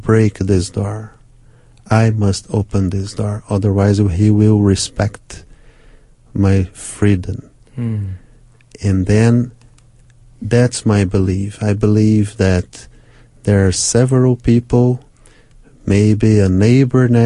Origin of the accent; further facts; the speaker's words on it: Brazil; first language Portuguese; English is a second language; My first language is Portuguese in Brazil